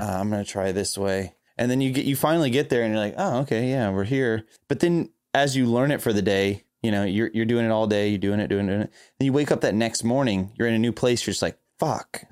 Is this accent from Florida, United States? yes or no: yes; Florida, United States; I'm from Florida